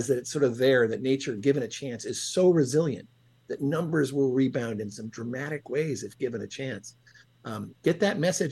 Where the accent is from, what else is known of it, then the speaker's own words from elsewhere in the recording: Ohio, United States; where I grew up in Ohio